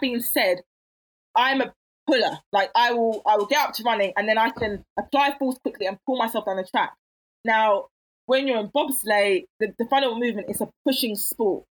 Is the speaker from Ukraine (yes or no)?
no; London, United Kingdom; I was raised in Catford.